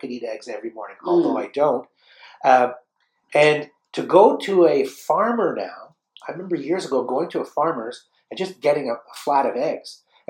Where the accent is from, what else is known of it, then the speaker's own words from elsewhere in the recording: Canada; The good thing about being Canadian